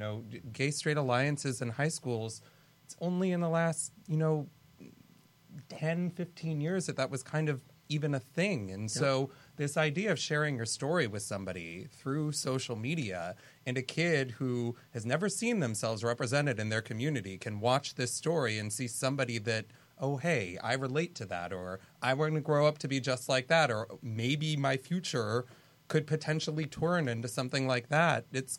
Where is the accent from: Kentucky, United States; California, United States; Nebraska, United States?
California, United States; San Diego; and ironically, I'm from San Diego.